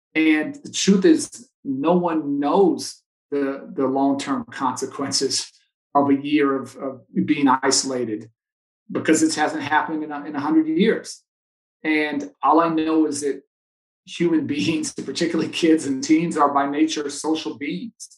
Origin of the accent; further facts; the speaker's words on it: Chicago, Illinois, United States; I grew up playing here in Chicago